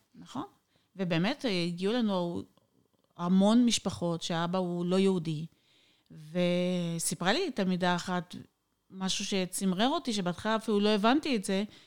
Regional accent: Israel; moved away as an adult; now in Odesa, Ukraine; אנחנו נולדנו בארץ, בחממה, משפחה, אני נולדתי במשפחה חבדית

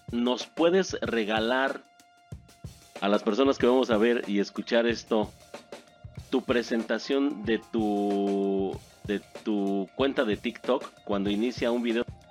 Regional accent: Mexico; yo como mexicano

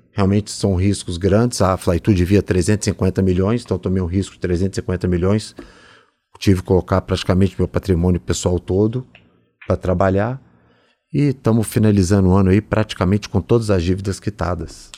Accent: Belo Horizonte, Minas Gerais, Brazil; moved away; Sou mineiro, vim de Belo Horizonte

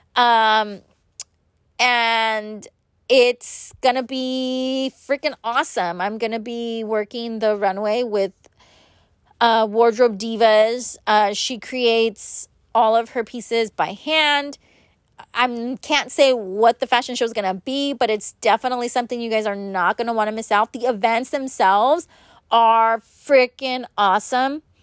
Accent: Los Angeles, California, United States; I was born and raised in Los Angeles

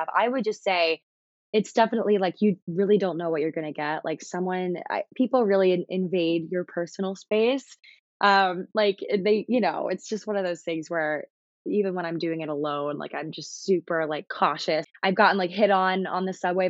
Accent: Maryland, United States; moved away as an adult; also born or lived in North Carolina; now in New York City, United States; I've lived in Maryland my whole life

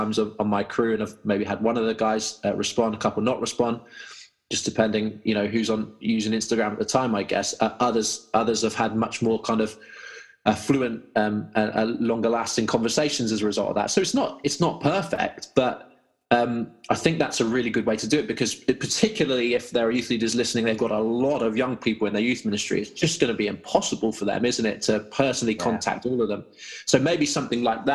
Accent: Malvern, West Midlands, United Kingdom; our youth ministry in my hometown here in Malvern

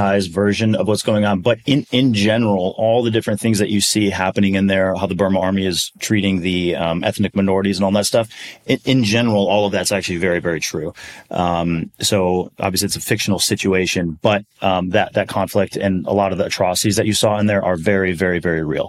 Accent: Milwaukee, Wisconsin, United States; grew up in Milwaukee, Wisconsin

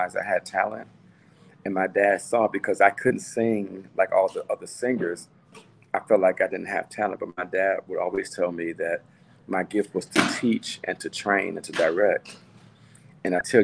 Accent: Gary, Indiana, United States; now in Minneapolis, United States; My hometown is Gary, Indiana, born and raised, and I now reside in the Minneapolis, Minnesota area

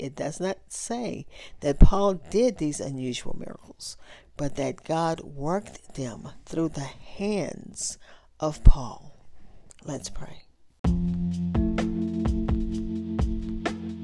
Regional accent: Louisiana, United States; I grew up in Louisiana

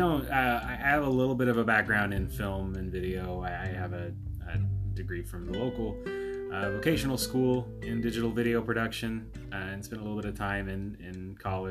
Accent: Oklahoma, United States; We're from Oklahoma

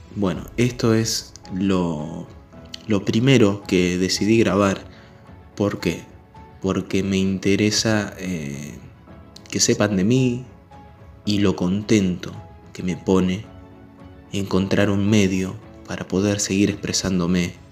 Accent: Chivilcoy, Buenos Aires Province, Argentina; Yo soy argentino, de la ciudad de Chivilcoy

